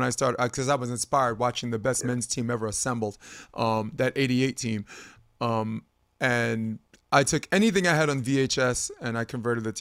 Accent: New York City, New York, United States; now in California, United States; I'm from Brooklyn.

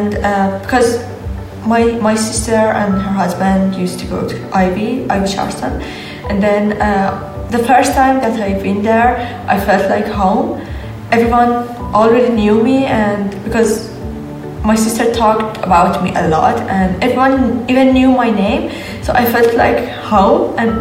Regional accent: Iran; moved away as an adult; also born or lived in Germany; I come from Iran

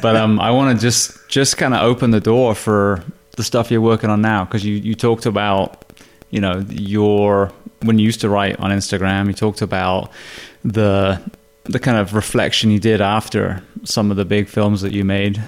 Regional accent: United Kingdom; now in United States; I'm obviously British

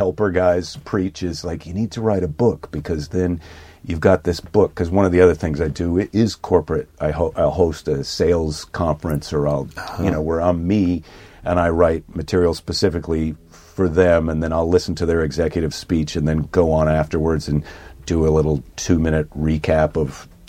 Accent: Midwest, United States; I'm a Midwesterner

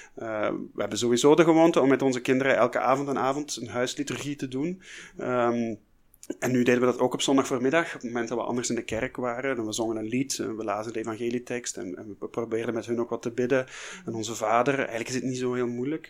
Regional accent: Flanders, Belgium; bij ons in Vlaanderen

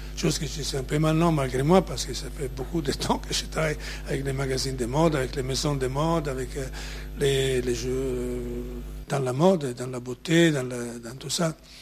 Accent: Ravenna, Emilia-Romagna, Italy; French is a second language; moved away; je suis né à Ravenne, en Italie, la ville des mosaïques.

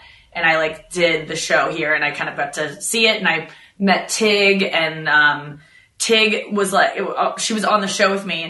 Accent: St. Louis, Missouri, United States; now in Los Angeles, United States; I didn't know anything about Jewish people growing up in St. Louis.

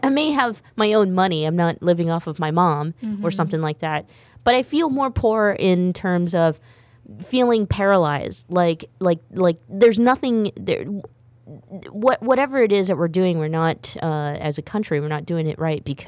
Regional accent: Stockton, California, United States; I grew up in Stockton, California

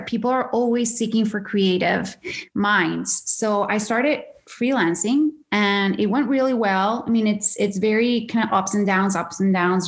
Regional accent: Caracas, Capital District, Venezuela; moved away as an adult; now in Canada; born and raised in Venezuela, in Caracas, Venezuela

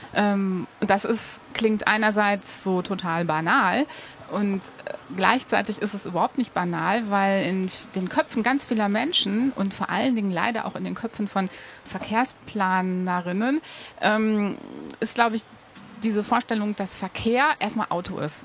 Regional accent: Ruhr area, North Rhine-Westphalia, Germany; now in Cologne, Germany; ich komme aus dem Ruhrgebiet

